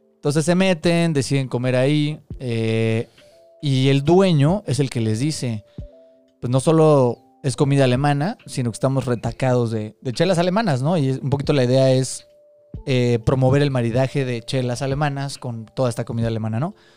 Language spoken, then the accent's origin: Spanish; Mexico City, Mexico; Somos tres amigos chilangos